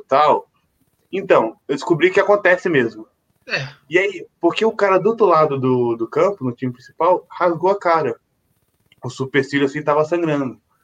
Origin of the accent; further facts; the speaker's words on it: Volta Redonda, Rio de Janeiro, Brazil; now in São Paulo, Brazil; na minha cidade natal, em Volta Redonda